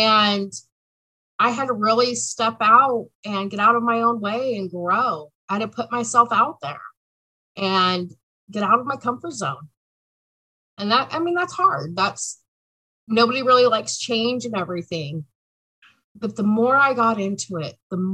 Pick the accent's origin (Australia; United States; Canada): United States; Southern California; moved away as an adult; now in Oregon, United States; I was born and raised in Southern California, but have been in Oregon